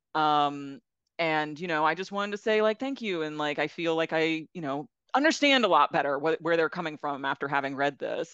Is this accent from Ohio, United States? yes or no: no; South Florida, United States; moved away; I grew up in South Florida